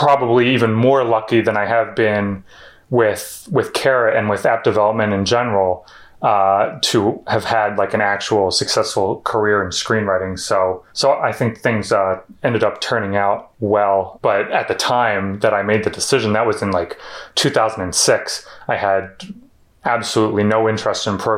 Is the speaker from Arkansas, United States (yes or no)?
no; Philadelphia, Pennsylvania, United States; also born or lived in Florida; So I'm from the Philadelphia area, about like 30 minutes out into the suburbs, and basically grew up here except for 2 years in Florida when I was like 10 or so. But we moved back here in 1990.